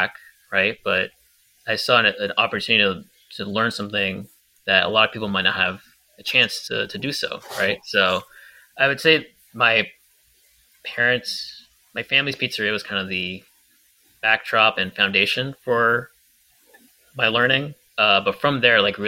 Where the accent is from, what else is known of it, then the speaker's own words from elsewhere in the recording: New York, United States; despite being a New Yorker